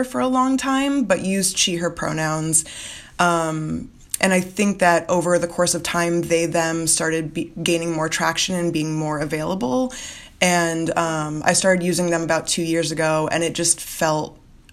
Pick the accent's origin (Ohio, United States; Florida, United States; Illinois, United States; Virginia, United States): Florida, United States; Florida Keys, United States; moved away; So I'm from South Florida. I'm from the Florida Keys. And so I grew up around a lot of Caribbean culture